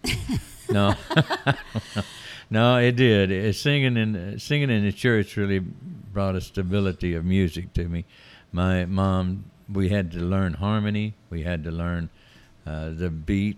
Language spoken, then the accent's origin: English; Forest City, Arkansas, United States; also born or lived in Tyler, Texas / Tucson, Arizona; now in Heber Springs, United States; I was born not in a hospital in Forest City, Arkansas, on Hill Street in Forest City, Arkansas